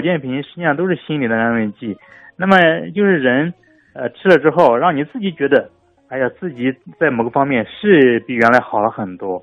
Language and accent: Chinese; China; 让我们中国人